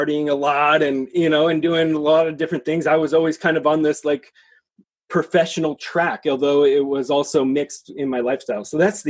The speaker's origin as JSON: {"language": "English", "town": "Seattle", "region": "Washington", "country": "United States", "tie": "born or raised there", "said": "I'm born and raised in Seattle."}